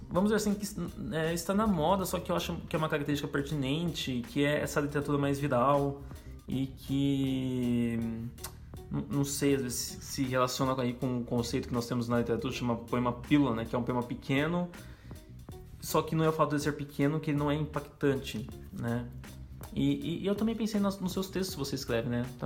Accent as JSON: {"language": "Portuguese", "town": "Cambé", "region": "Paraná", "country": "Brazil", "tie": "born or raised there", "said": "Bom, sou um menino aqui da região do norte do Paraná, nascido em Cambé, morei a vida inteira lá, desde 24 anos."}